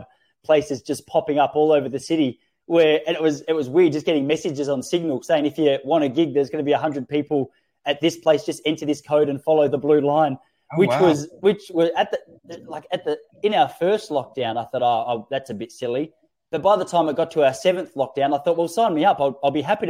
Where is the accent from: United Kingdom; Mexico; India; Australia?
Australia; I was from Australia